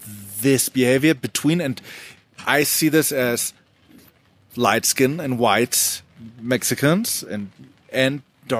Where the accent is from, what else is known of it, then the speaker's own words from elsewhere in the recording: Germany; we have lighter skin because we're from Germany